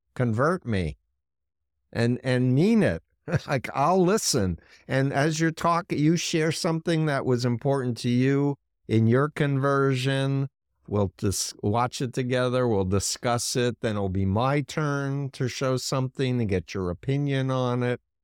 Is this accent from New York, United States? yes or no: yes; New York, United States; being a New Yorker who grew up one mile from Donald Trump's childhood home